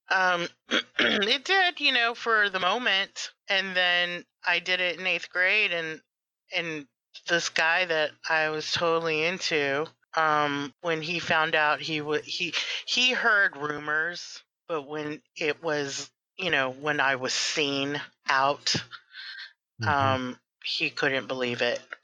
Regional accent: Texas, United States; I am Texan

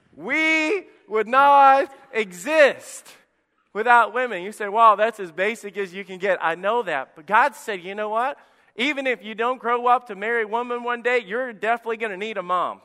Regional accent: Alabama, United States; moved away; I grew up in Alabama

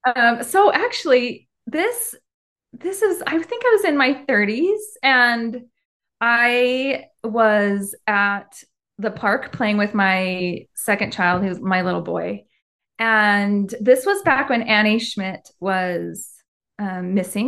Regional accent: Henderson, Nevada, United States; moved away as an adult; now in Utah, United States; I actually grew up in Las Vegas, and then I moved to Utah when I was eighteen to go to the U, and then never left.

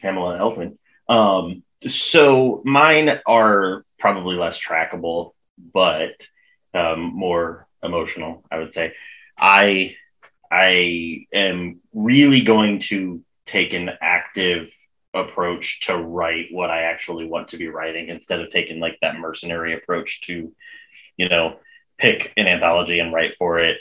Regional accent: United States; also born or lived in northern Indiana; I'm American

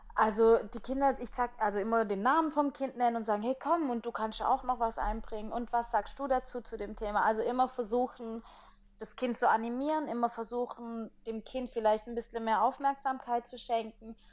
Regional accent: Italy; als Italienerin

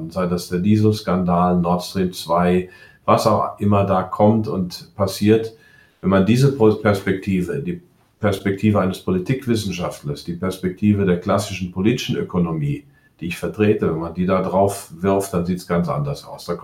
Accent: United States; Also ich bin ja Amerikaner, ich muss das hier mal sagen. Bin ja damals ausgewandert, habe die Deutsche behalten, also habe mich einbürgern lassen, bin dann irgendwann doch vor 20 Jahren zurückgekommen.

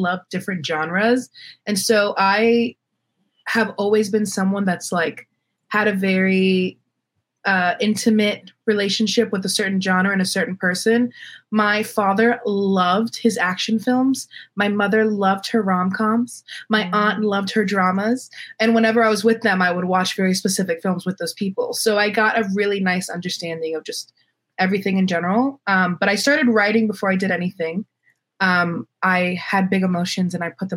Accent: Miami, Florida, United States; moved away as an adult; now in California, United States; I'm from Miami, Florida, born and raised

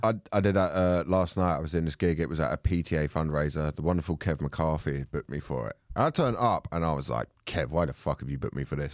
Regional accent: Thornton Heath, London, United Kingdom; I'm from Fulton Heath

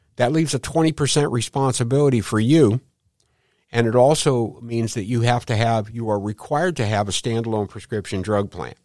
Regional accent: St. Louis, Missouri, United States; I grew up in Saint Louis, uh, right around the hill

